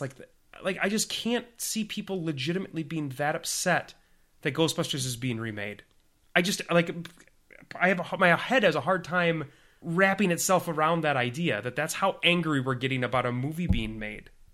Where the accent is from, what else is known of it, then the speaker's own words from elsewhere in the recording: Minnesota, United States; accent: Minnesotan; my Min-, my Minnesotan accent